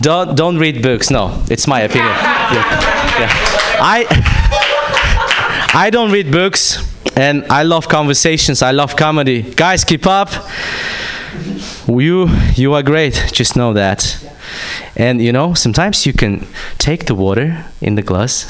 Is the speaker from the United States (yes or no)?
no; Kazakhstan; I'm from Kazakhstan